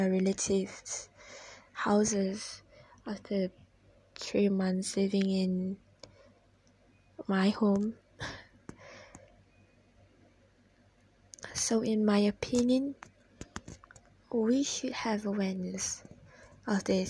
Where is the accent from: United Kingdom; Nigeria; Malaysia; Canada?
Malaysia; As Malaysian